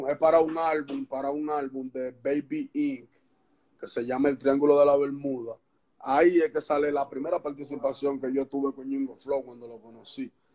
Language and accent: Spanish; Santo Domingo Este, Distrito Nacional, Dominican Republic; Yo soy de Santo Domingo, Los Minas, barrio Puerto Rico de Los Minas.